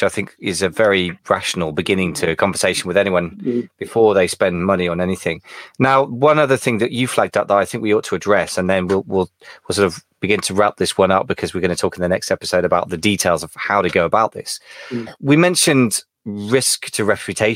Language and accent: English; United Kingdom; I'm British